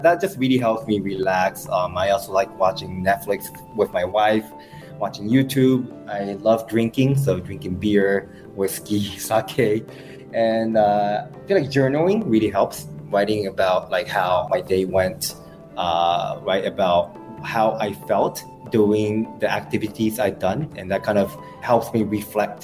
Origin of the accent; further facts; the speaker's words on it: Osaka, Japan; English is a second language; moved away as an adult; now in Singapore; I'm from Osaka.